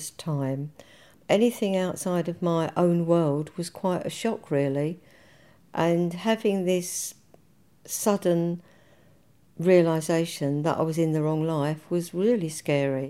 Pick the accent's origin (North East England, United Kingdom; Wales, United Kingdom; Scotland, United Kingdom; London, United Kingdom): London, United Kingdom; Leytonstone; I was born in Leytonstone. And when I got married, I moved to Leytonstone, another part